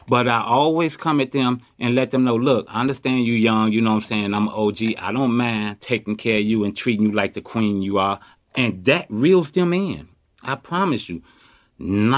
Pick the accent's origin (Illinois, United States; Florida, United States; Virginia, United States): Illinois, United States; Chicago; now in Oakland, United States; I was born and raised in Chicago